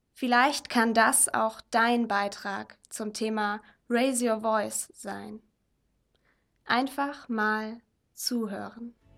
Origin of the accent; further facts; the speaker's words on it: Germany; Ich bin als Deutsche mit der Mentalität, wenn du an dich glaubst, kannst du alles werden, aufgewachsen